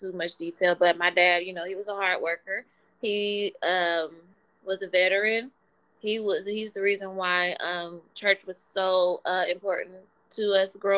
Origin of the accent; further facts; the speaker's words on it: Wichita, Kansas, United States; also born or lived in Atlanta, Georgia; growing up in Wichita